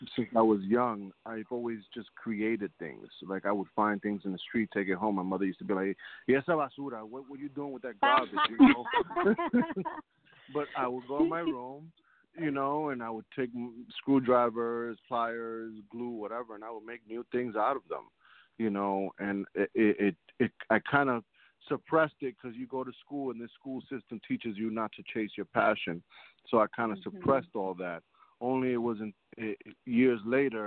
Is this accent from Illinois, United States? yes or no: no; New York City, New York, United States; Grew up in Manhattan